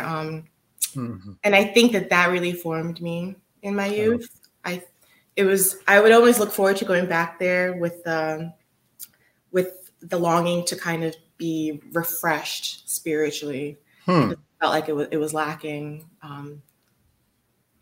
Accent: Cleveland, Ohio, United States; also born or lived in Nigeria; I grew up in Cleveland, which has a Cleveland Clinic

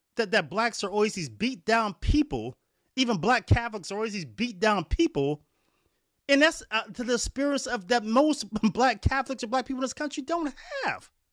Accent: Warren, Ohio, United States; where I was raised at in Warren, Ohio

